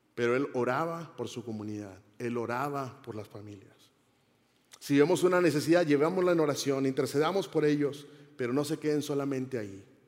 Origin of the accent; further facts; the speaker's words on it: Monterrey, Nuevo León, Mexico; yo soy mexicano, soy de la ciudad de Monterrey, Nuevo León.